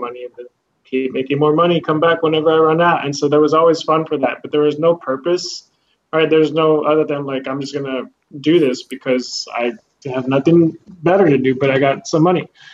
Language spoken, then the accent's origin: English; Eagle Pass, Texas, United States; also born or lived in Houston, Texas; I'm from Houston originally, and I was raised in Eagle Pass